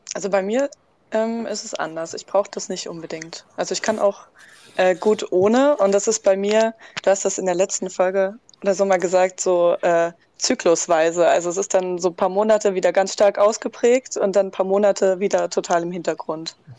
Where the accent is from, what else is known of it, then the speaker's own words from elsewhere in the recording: Dresden, Saxony, Germany; ich bin aus Dresden und 20 Jahre alt